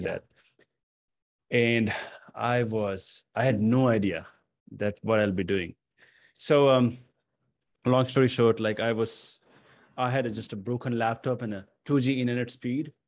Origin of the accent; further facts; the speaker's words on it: Patna, Bihar, India; moved away as an adult; also born or lived in New Delhi, India; my hometown, which is Patna